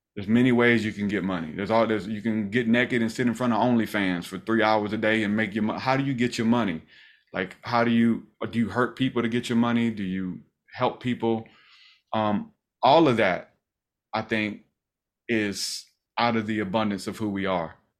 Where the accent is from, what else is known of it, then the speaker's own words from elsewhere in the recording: the South, United States; We're from the South